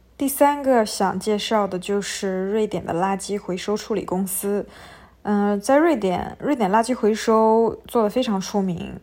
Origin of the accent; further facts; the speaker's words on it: China; 我们中国人